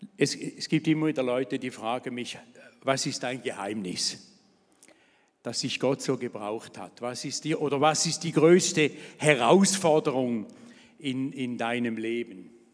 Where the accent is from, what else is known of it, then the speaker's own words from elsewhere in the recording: Thurgau, Switzerland; also born or lived in Vevey; ich bin aufgewachsen hier in der Nähe, im Thurgau in nichtchristlichem Elternhaus